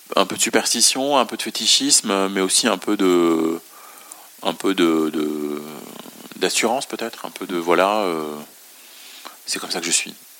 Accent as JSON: {"language": "French", "town": "Beirut", "region": "Beirut Governorate", "country": "Lebanon", "tie": "born or raised there", "moved": "yes", "lives_now": "France", "said": "je suis né et j'ai grandi à Beyrouth"}